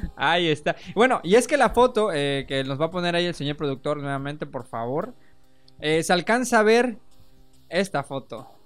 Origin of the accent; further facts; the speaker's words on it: Mexico; ser mexicano